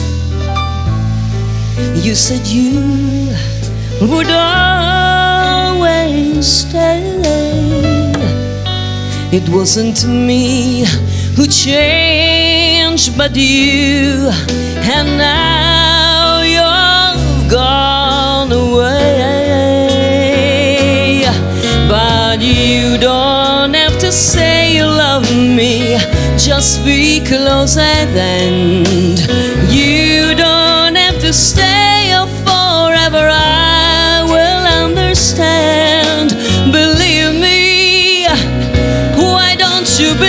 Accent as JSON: {"language": "English", "town": "Venice", "region": "Veneto", "country": "Italy", "tie": "born or raised there", "moved": "yes", "lives_now": "Los Angeles, United States", "said": "I am from Venice, Italy"}